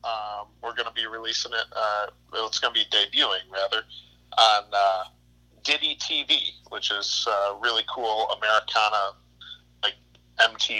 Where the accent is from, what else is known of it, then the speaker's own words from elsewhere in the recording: Eden, New York, United States; We ended up picking three locations in my hometown of Eden, New York.